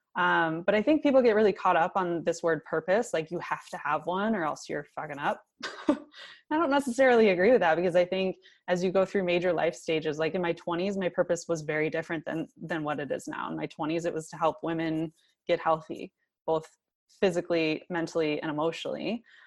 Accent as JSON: {"language": "English", "region": "Michigan", "country": "United States", "tie": "born or raised there", "said": "was born and raised in Michigan"}